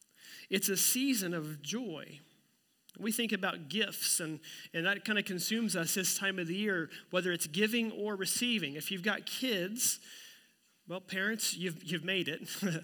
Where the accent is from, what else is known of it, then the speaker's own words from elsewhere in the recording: Oklahoma, United States; Growing up in Oklahoma, I always really wondered what it would be like to walk in a winter wonderland at Christmas.